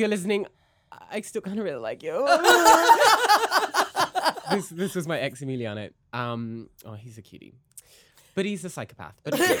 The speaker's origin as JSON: {"language": "English", "region": "Midlands", "country": "United Kingdom", "tie": "born or raised there", "accent": "British", "moved": "yes", "lives_now": "Toronto, Canada", "said": "I was born in the Midlands in the UK."}